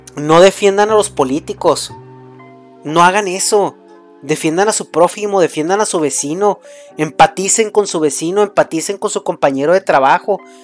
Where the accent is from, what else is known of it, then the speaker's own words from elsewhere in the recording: Mexico; soy mexicano